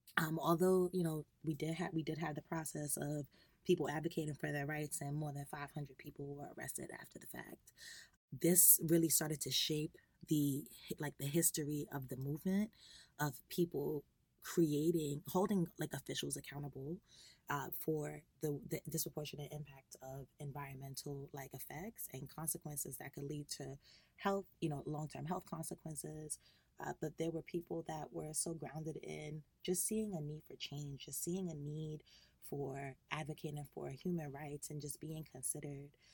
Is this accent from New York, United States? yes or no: yes; Long Island, New York, United States; I am a New York native, uh, born and raised in Long Island